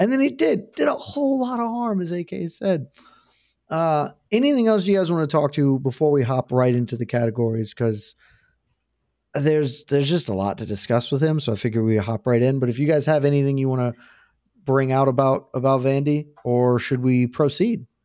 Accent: United States; I'm very American.

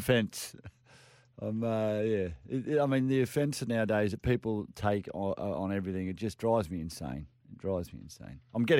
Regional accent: Queensland, Australia; also born or lived in Caringbah, New South Wales; Mate, I'm a Queenslander, mate.

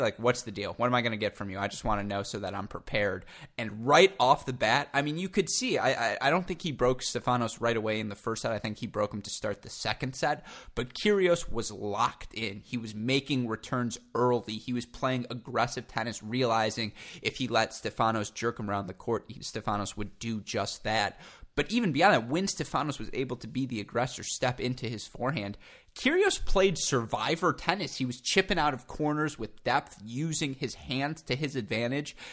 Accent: United States; as an American

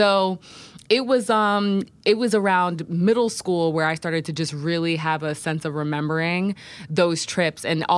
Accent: Poughkeepsie, New York, United States; we lived in a 3-level apartment building in the city of Poughkeepsie. I grew up in Poughkeepsie.

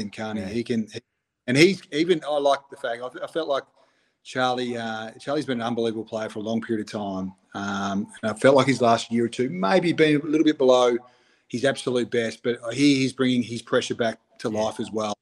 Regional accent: Broken Hill, New South Wales, Australia; I grew up in Outback, New South Wales. In Broken Hills

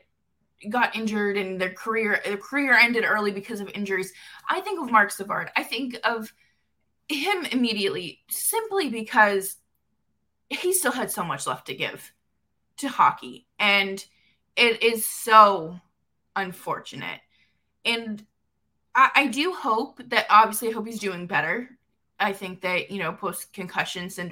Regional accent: Boston, Massachusetts, United States; also born or lived in upstate New York; now in New York, United States; I'm originally from Boston and I don't live in Calgary. I live in upstate New York now

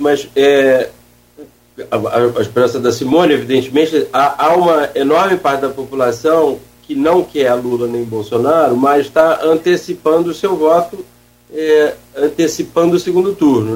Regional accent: Brazil; Nós todos somos brasileiros

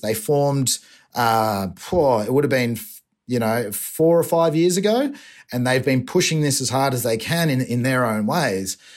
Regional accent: Torquay, Victoria, Australia; accent: Australian

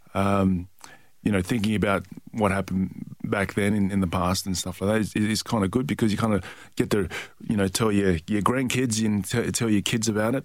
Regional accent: Perth, Western Australia, Australia; also born or lived in Tonga; Perth, Western Australia, and that's yeah. my hometown. So yeah. I'm from six one six four South Lake

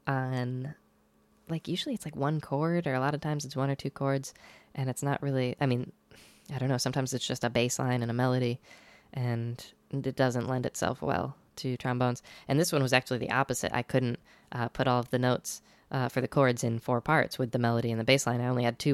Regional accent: Binghamton, New York area, United States; moved away; I went up to my family's place up in Binghamton, New York

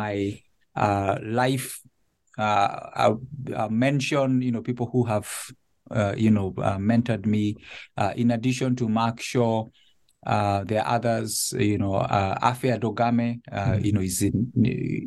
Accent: Nairobi, Kenya; moved away as an adult; now in Connecticut, United States; I was born and raised in Nairobi. My family lived there until this transition to Connecticut

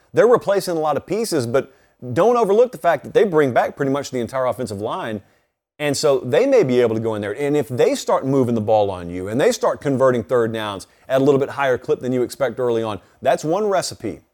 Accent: Georgia, United States; I grew up in Georgia

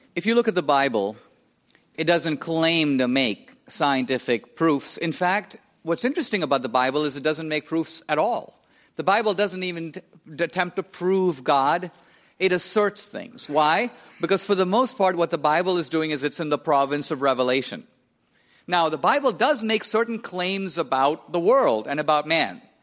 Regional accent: India; I was born and raised in India

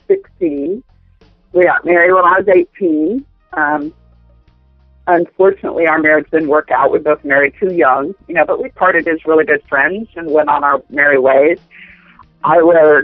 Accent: Central Florida, United States; also born or lived in Tennessee / Clearwater, Florida / Orlando, Florida; I grew up in Central Florida

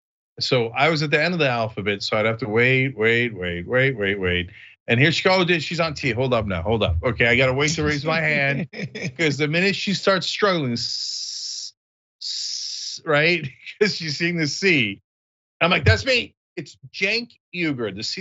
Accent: East Brunswick, New Jersey, United States; my hometown, East Brunswick

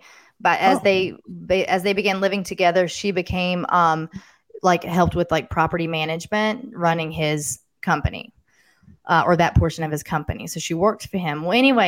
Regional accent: Tennessee, United States; I'm from Tennessee

